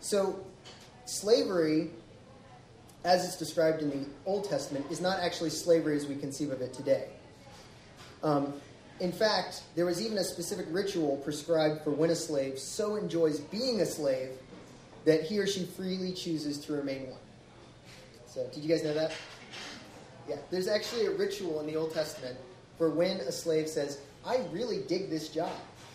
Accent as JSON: {"language": "English", "region": "the South", "country": "United States", "tie": "born or raised there", "said": "I grew up in the South."}